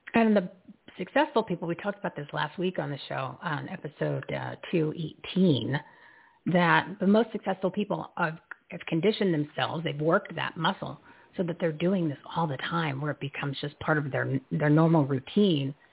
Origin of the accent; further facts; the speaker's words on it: New Jersey, United States; I'm from New Jersey